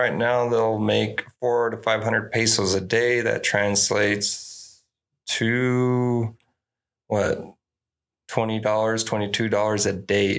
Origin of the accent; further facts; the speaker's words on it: Deming, New Mexico, United States; also born or lived in Nueva Casas Grandes, Mexico; And so I grew up in Mexico. I was born in Mexico. I moved out to Deming when I was 3 to 18. So I went to high school, elementary, everything in Deming, New Mexico.